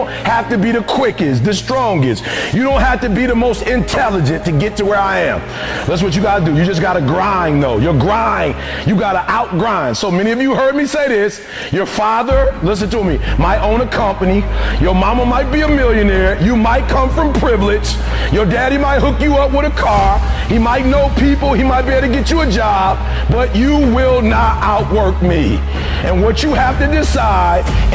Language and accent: English; Detroit, Michigan, United States